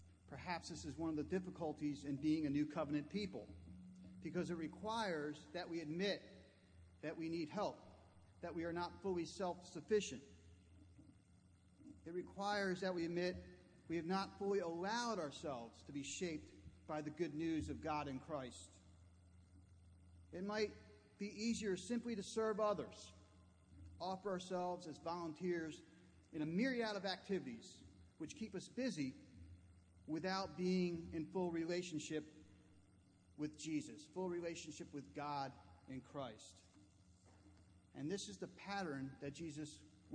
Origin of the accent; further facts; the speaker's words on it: New Jersey, United States; Growing up in New Jersey